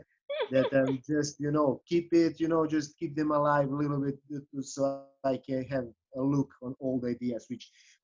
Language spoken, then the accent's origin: English; Serbia; English is a second language; moved away as an adult; now in Chicago, United States; I'm originally from Serbia